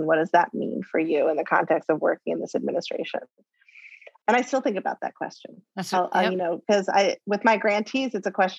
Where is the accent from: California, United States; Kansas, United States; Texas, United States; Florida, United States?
California, United States; Bay Area; growing up in the Bay Area in the 80s, late 70s, early 80s